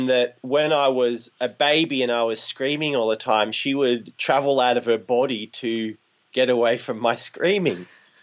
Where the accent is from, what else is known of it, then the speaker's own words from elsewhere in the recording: Shepparton, Victoria, Australia; I grew up in the country in an area called Nalinga, halfway between Shepparton and Benalla